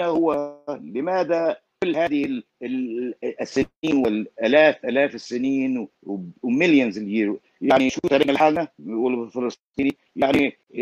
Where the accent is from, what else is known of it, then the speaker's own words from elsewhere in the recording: Palestine; accent: Palestinian; انا لهجتي فلسطينيه